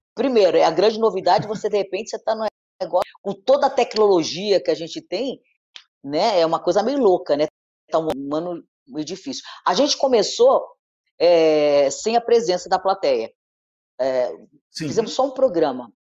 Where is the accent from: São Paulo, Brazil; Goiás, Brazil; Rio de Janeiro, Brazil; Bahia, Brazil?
Rio de Janeiro, Brazil; eu estudei no Notre Dame, eu sou do Leblon, né? É, e estudei no Notre Dame, uhum. Ipanema, a vida inteira